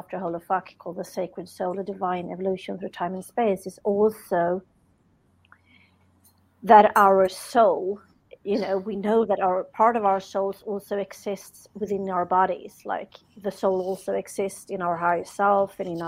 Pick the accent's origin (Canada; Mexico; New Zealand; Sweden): Sweden; I'm from Sweden.